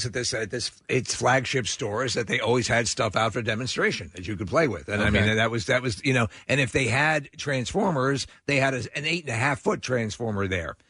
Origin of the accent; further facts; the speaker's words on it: New York, United States; moved away; So when we were growing up in New York